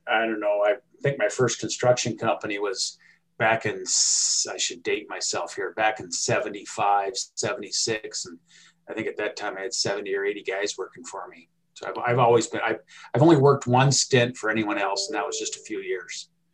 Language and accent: English; California, United States; moved away as an adult; also born or lived in Alaska; now in Billings, United States; growing up in California